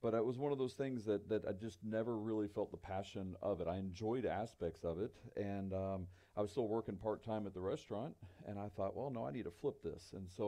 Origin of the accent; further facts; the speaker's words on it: Middle Tennessee, United States; also born or lived in Charleston, South Carolina; I grew up in Tennessee. I was actually born in Charleston, South Carolina, but moved to Middle Tennessee when I was one